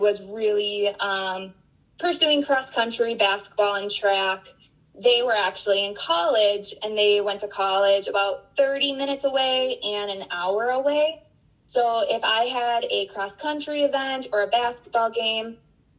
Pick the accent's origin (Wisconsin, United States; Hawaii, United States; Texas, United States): Wisconsin, United States; Spring Valley; moved away; I'm from Spring Valley, Wisconsin originally.